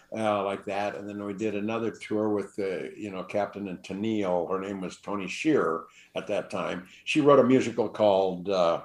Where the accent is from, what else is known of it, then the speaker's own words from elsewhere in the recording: Newport Beach, California, United States; also born or lived in Hollywood, California; But I grew up down in Balboa, California, Newport Beach, California. I was a beach rat for the first 18 years of my life, I guess.